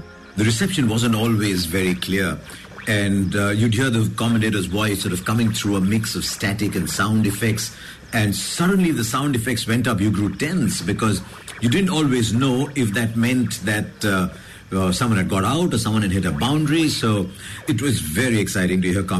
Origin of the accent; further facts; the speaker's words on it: Hyderabad, Telangana, India; I grew up in Hyderabad